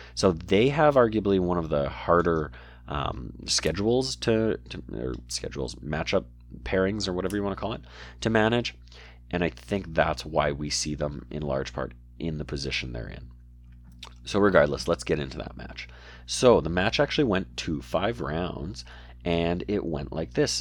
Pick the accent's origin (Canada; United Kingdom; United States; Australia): Canada; I'm Canadian